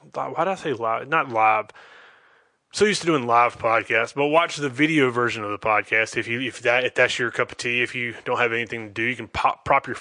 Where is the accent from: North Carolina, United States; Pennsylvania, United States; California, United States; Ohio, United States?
North Carolina, United States; Charlotte; I'm from the Charlotte, North Carolina area